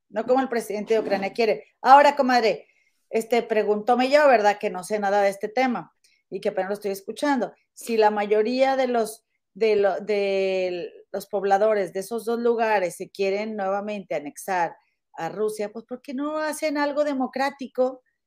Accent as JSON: {"language": "Spanish", "town": "Monterrey", "region": "Nuevo León", "country": "Mexico", "moved": "yes", "lives_now": "United States"}